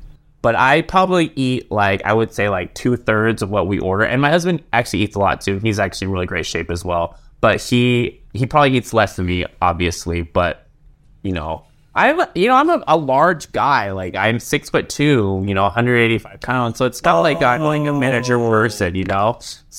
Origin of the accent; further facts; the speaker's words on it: Seattle, Washington, United States; I was born in Seattle.